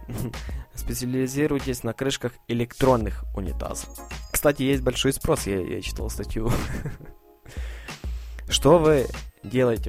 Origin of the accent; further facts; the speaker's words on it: Ivano-Frankivsk, Ivano-Frankivsk Oblast, Ukraine; я сам из Украины, Ивано-Франковск, город